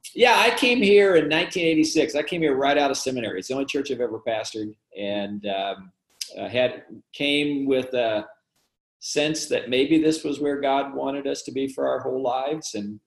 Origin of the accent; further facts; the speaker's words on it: Midwest, United States; now in Fairfax, United States; So I grew up in the Midwest. My dad was a pastor. My brother was a pastor. My two grandparents were itinerant preachers. I grew up in that environment.